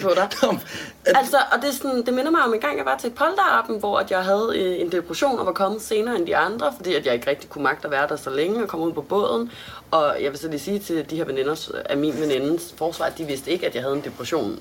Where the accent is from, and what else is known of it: Denmark